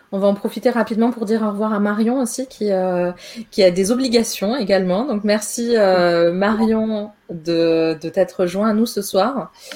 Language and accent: French; Austria; moved away; also born or lived in Paris, France; en Autriche où j'ai grandi